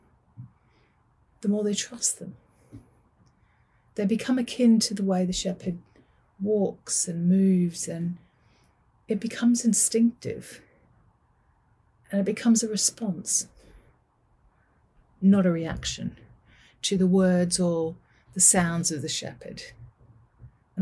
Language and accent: English; Manchester, North West England, United Kingdom; I am from Manchester